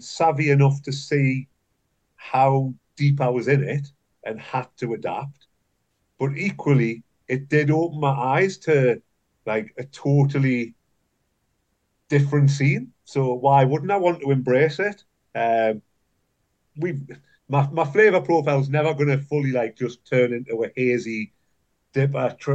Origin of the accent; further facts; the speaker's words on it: Newcastle upon Tyne, North East England, United Kingdom; where I was brought up in Newcastle.